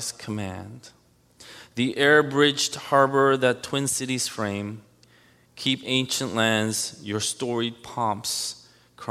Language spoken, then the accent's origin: English; United States; One thing I am very proud of as an American